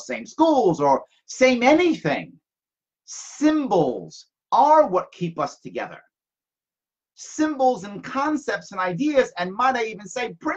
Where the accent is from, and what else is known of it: United States; also born or lived in Japan